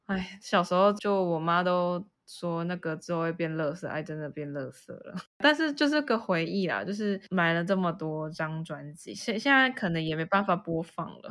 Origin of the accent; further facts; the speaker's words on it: Kaohsiung, Taiwan; 我是在高雄长大嘛